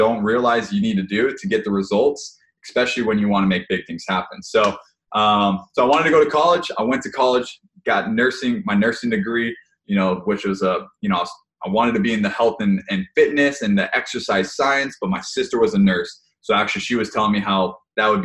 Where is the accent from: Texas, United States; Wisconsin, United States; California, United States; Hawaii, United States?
Hawaii, United States; moved away; I grew up in Hawaii, played sports the whole time